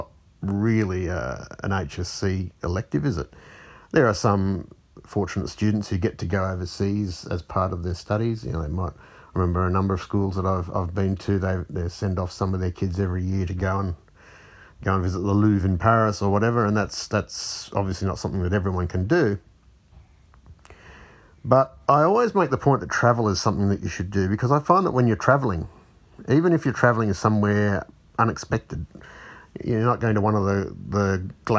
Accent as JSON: {"language": "English", "country": "Fiji", "tie": "born or raised there", "moved": "yes", "said": "I grew up in Fiji"}